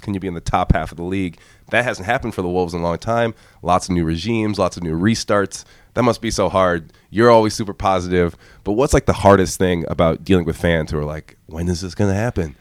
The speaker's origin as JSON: {"language": "English", "region": "Nebraska", "country": "United States", "tie": "born or raised there", "said": "I was born in Nebraska"}